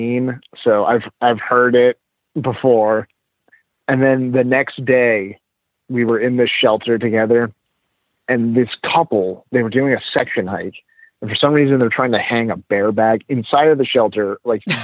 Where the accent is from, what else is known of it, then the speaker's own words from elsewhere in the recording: New England, United States; I'm from New England